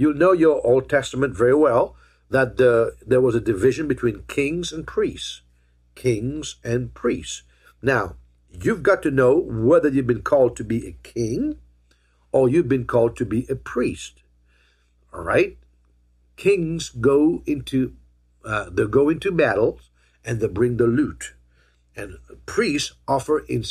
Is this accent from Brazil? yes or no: no; Mauritius; now in United States; I was born in Mauritius